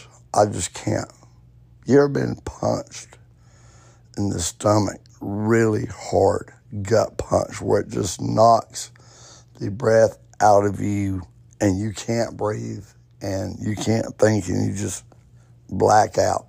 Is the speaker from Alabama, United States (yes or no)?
yes; Alabama, United States; I grew up Baptist in Alabama